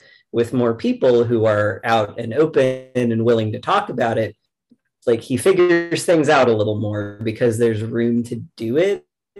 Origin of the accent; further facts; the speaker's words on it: the South, United States; Because like, again, I grew up in the South. I'm from around here.